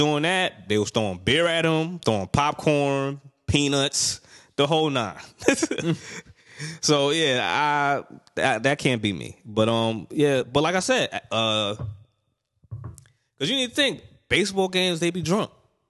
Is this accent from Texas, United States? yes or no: no; New York, United States; Me being a New Yorker